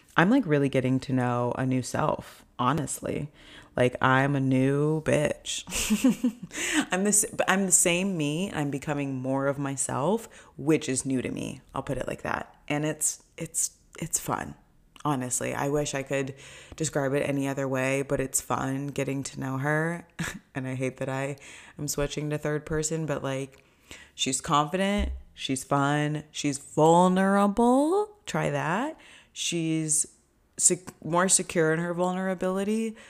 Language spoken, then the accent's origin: English; Orange County, California, United States; moved away as an adult; also born or lived in Los Angeles, United States; now in New York, United States; I grew up in Orange County